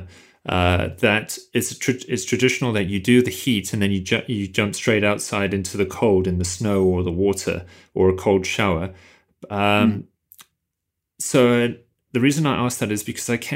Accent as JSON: {"language": "English", "country": "South Africa", "said": "being South African"}